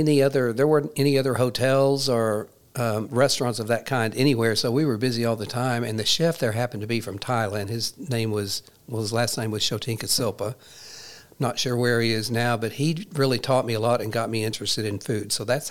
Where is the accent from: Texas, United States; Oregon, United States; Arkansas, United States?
Arkansas, United States; Walnut Ridge; also born or lived in Jonesboro; Well, I am from this area. I'm from Walnut Ridge. I grew up and was raised in Walnut Ridge until, you know, I finished high school. And then I left, actually moved to Jonesboro.